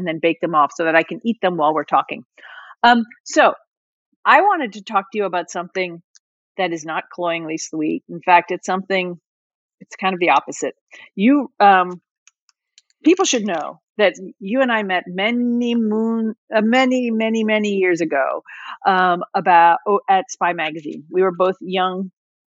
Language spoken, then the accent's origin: English; Northwest Central New Jersey, United States; I'm from Northwest Central New Jersey